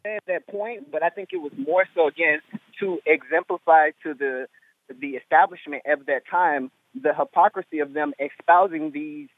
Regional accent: Mississippi, United States; also born or lived in Louisiana; I was born in Louisiana, raised in Mississippi

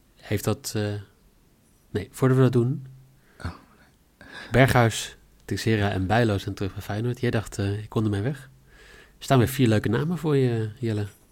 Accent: Netherlands; wij zouden vanavond, eh, als Nederlanders

